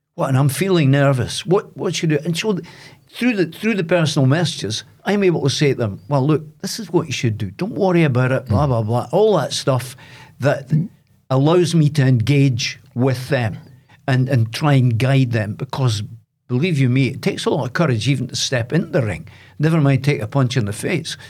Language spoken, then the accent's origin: English; Dundee, Scotland, United Kingdom; now in Aberdeen, United Kingdom; I'm from Loughy in Dundee, but I now live in Aberdeen.